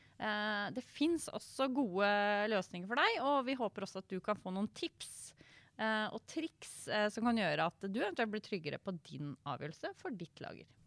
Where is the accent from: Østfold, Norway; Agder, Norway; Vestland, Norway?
Østfold, Norway; Indre; jeg er en Sivøk fra Indre Østfold